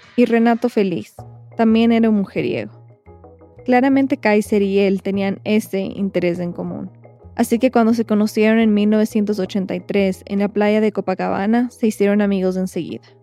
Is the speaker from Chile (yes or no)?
no; Ecuador; lo que en mi país, Ecuador, se dice una pachanguita